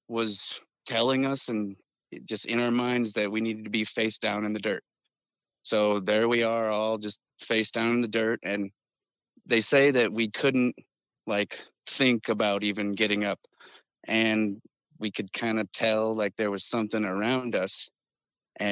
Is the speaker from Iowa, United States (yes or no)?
yes; Western Iowa, United States; I'm from Western Iowa, kind of over by the river.